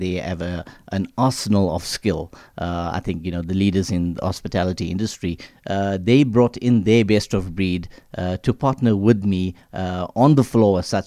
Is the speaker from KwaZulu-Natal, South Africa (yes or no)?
yes; Durban, KwaZulu-Natal, South Africa; being of Indian origin, living in, uh, Durban